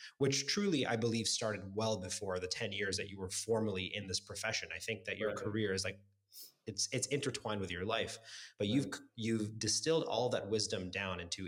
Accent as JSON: {"language": "English", "town": "Toronto", "region": "Ontario", "country": "Canada", "tie": "born or raised there", "said": "growing up in Scarborough"}